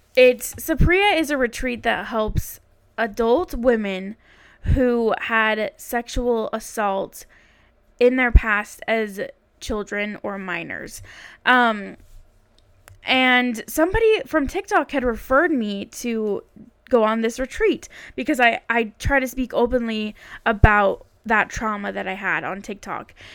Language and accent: English; Utah, United States; I am from Utah